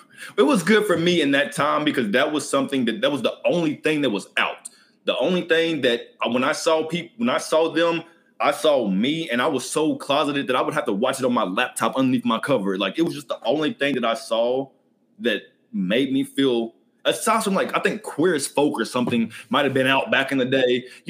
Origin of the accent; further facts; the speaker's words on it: Lexington, Kentucky, United States; Lexington, Kentucky.